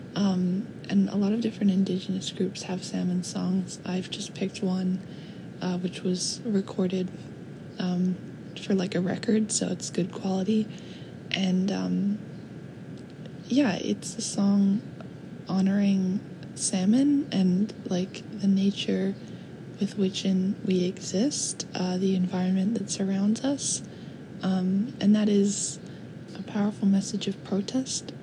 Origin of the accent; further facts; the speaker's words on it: Vancouver, British Columbia, Canada; my hometown, Vancouver